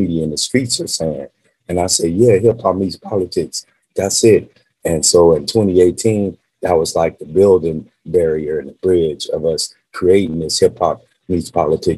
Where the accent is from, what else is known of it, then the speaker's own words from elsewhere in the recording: Las Vegas, Nevada, United States; also born or lived in California; me growing up in Las Vegas